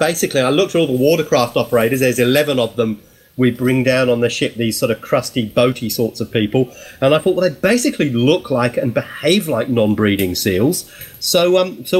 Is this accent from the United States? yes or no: no; Milton Keynes, South East England, United Kingdom; now in Australia; I live and work in Australia. I've been here since 1990, but I'm originally from Milton Keynes